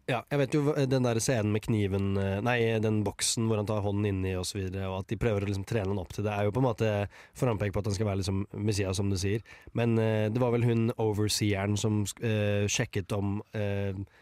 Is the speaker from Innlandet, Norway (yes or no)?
no; Moss, Østfold, Norway; i hjembyen min Moss